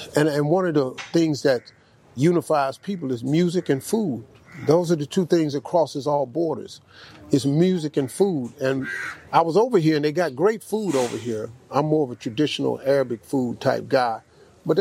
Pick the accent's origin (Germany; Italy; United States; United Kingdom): United States; I'm from the United States